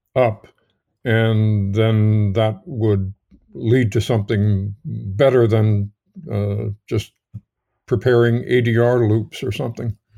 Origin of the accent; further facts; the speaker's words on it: New York, United States; moved away as an adult; I grew up in New York, and my local cinema, the local theater was the Nemo Theater on, uh, one hundred and tenth Street and Broadway